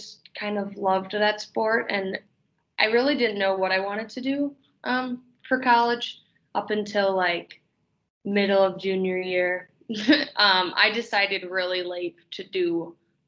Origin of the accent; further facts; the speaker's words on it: Big Bend, Wisconsin, United States; moved away as an adult; also born or lived in Chicago, Illinois / Elgin, Illinois; I'm from Big Bend, Wisconsin